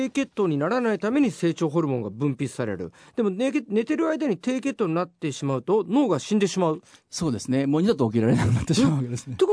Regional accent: Kansai, Japan; moved away; also born or lived in Tokyo; 僕、関西出身なので

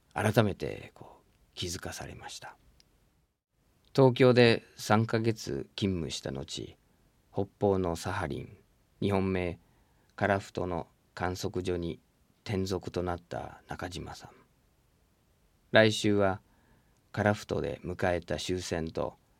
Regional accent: United States; moved away; 自分の生まれ育ったアメリカ

